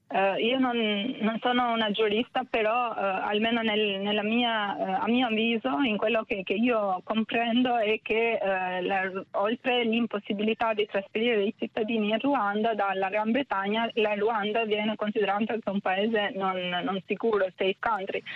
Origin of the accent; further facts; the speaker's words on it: Albania; now in Italy; Essendo io personalmente immigrata in Italia, è più facile ora rispetto a vent'anni dire che sono albanese